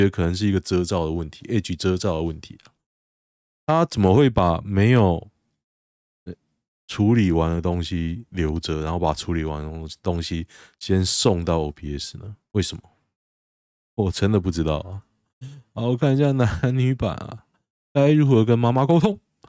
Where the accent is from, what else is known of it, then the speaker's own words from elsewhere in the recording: Taoyuan, Taiwan; 像我老家在桃园市区一个老家，我爸妈住那边，我姐住那边，环境越来越糟